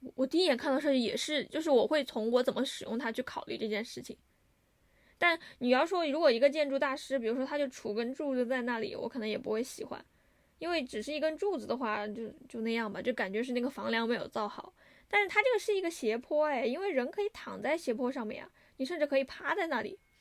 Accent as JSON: {"language": "Chinese", "country": "China", "said": "我是中国人"}